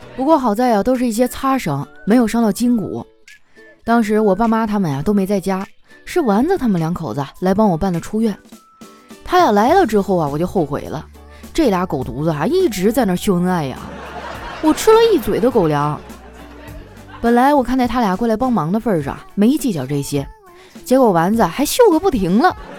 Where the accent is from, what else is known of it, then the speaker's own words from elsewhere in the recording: Northeast China, China; moved away; 我们东北那边都是蘸麻将和腐乳